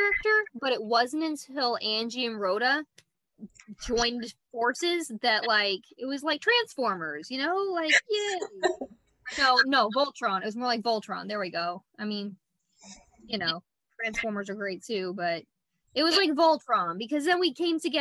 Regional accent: Texas, United States; now in Virginia, United States; I'm from Texas

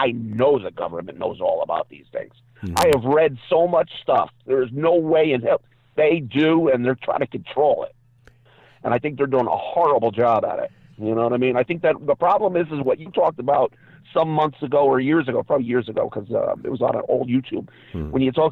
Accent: Massachusetts, United States; moved away as an adult; now in North Carolina, United States; Growing up in Massachusetts

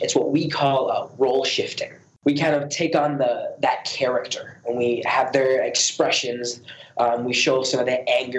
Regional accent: United States; when I was growing up in America, I had a very good education.

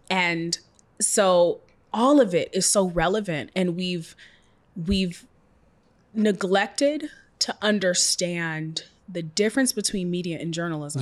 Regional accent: Seattle, Washington, United States; I was raised in Seattle, single parent

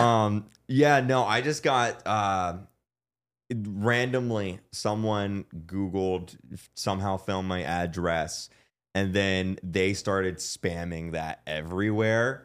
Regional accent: Florida, United States; we're both from Florida

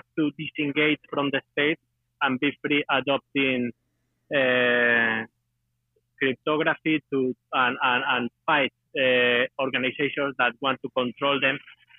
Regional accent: Spain; I'm from Spain

